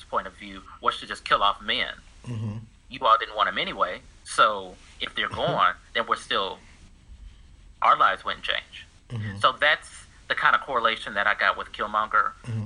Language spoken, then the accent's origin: English; United States; me and you, born and raised in the United States.